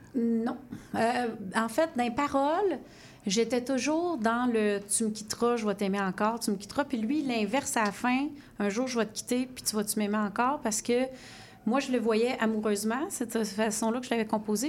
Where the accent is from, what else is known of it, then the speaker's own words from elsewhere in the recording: Sherbrooke, Quebec, Canada; je viens de Sherbrooke